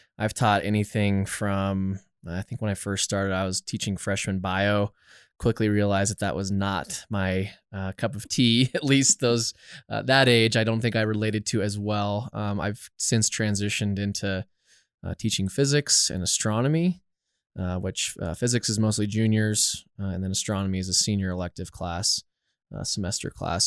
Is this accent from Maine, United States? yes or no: no; Littleton, Colorado, United States; I am born and raised in Littleton, Colorado, actually, so literally probably five, ten minutes down the road.